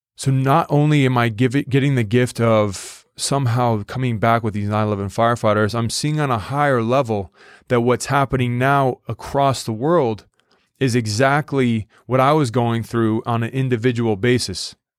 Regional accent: United States; an American

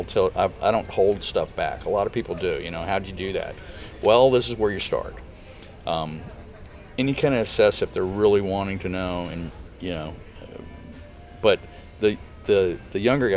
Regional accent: Texas, United States; moved away as an adult; also born or lived in Missouri; now in Illinois, United States; I was born and raised in Texas

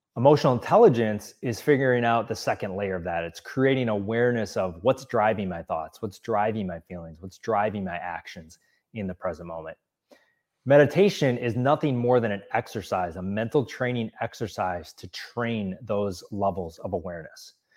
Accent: Wisconsin, United States; moved away as an adult; also born or lived in Milwaukee, Wisconsin; now in Los Angeles, United States; I grew up in Wisconsin and lived in Milwaukee for several years

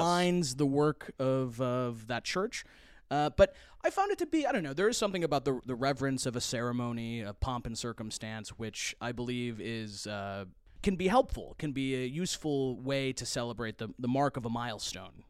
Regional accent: United Kingdom; now in United States; as a British person coming to the United States

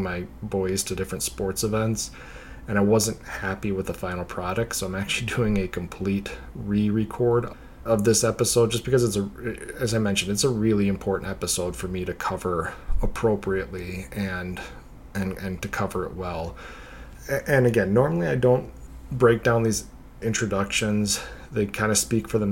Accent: the North, United States; having been born and raised in the North

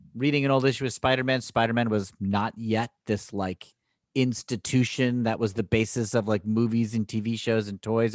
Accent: Danbury, Connecticut, United States; we grew up in Danbury, Connecticut

